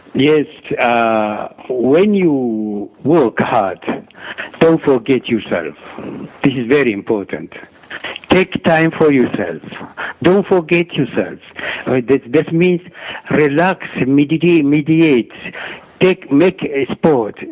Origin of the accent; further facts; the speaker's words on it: Ethiopia; moved away as an adult; also born or lived in Egypt; I born and grow up in Ethiopia till I was 19 years old. Then I left my country because of political reason and went to Egypt